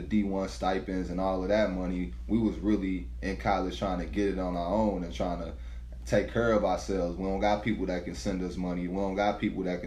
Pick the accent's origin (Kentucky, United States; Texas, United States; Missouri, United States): Missouri, United States; St. Louis; I'm from St. Louis, so like city full of hustlers